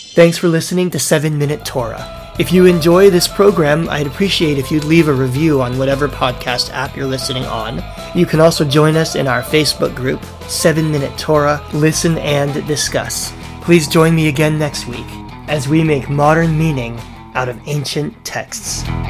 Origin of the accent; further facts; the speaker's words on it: United States; now in Canada; in Canada, where I live today, even though I'm American by birth